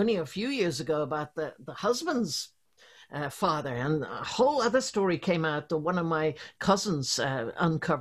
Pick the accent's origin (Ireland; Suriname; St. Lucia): Ireland; also born or lived in London / Belgium; now in Dublin, Ireland; at heart, I'm an Irish girl.